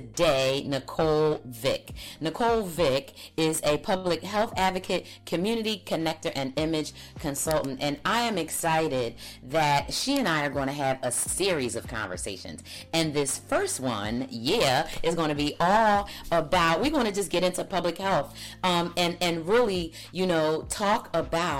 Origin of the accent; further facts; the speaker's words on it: Philadelphia, Pennsylvania, United States; I grew up in Philly, and so I think because of my accent